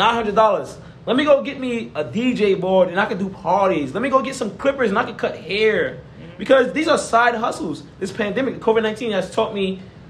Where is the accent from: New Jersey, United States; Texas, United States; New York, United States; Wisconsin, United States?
New York, United States; New York City; moved away as an adult; I grew up in New York City, man.